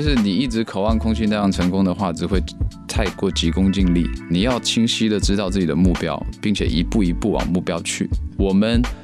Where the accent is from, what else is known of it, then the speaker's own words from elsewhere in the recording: Guangdong, China; 从小的环境就是潮汕话嘛，跟普通话